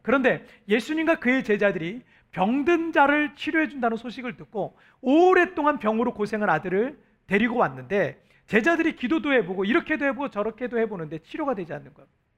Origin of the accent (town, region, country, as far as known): South Korea; now in Cebu, Philippines